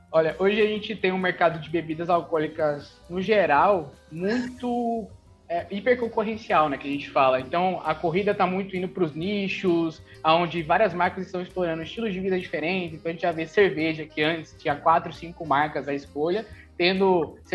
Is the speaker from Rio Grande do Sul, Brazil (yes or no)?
no; São Paulo, Brazil; now in Salvador, Brazil; Eu moro aqui faz cinco anos, na verdade eu sou de São Paulo, mas vim para ah. cá fazer, fazer faculdade